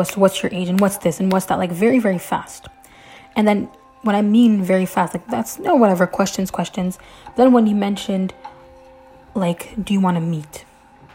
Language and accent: English; Canada; I'm Canadian